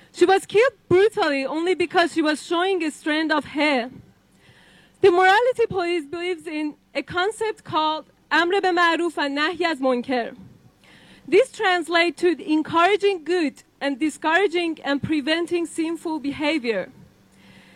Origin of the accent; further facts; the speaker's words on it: Iran; moved away; my home country, the Islamic Republic of Iran